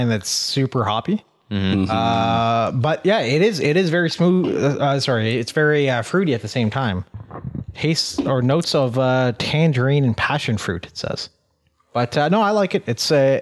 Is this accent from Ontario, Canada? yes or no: yes; Elliot Lake, Ontario, Canada; now in Ottawa, Canada; I'm from a place in North Ontario called Elliott Lake